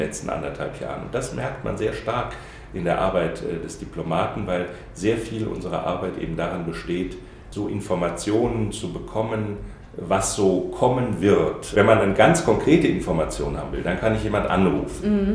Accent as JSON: {"language": "German", "town": "Saarbrücken", "region": "Saarland", "country": "Germany", "tie": "born or raised there", "said": "Ich bin Saarländer, komme also in, äh, aus Saarbrücken, äh, der Hauptstadt des Saarlandes"}